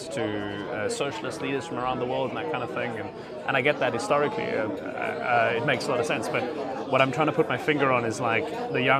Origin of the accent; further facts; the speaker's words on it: South Africa; I'm from South Africa.